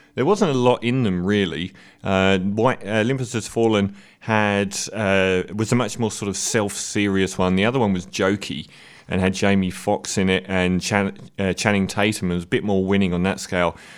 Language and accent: English; London, United Kingdom; as a Londoner